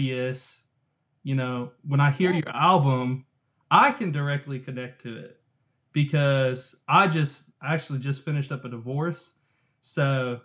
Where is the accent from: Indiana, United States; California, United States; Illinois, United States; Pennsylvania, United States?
Illinois, United States; Tuscola; now in Spring Hill, United States; I'm originally from Tuscola.